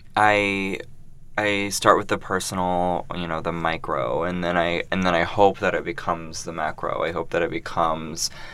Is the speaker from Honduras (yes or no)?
no; Columbus, Ohio, United States; also born or lived in Brooklyn, New York; now in New York, United States; I am a queer non binary artist working in Brooklyn, New York, um, but I'm originally from Columbus, Ohio. Midwest.